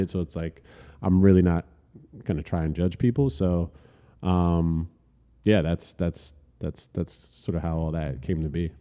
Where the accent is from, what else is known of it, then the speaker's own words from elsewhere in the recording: Elizabeth, New Jersey, United States; also born or lived in Manhattan, New York; born and raised in Elizabeth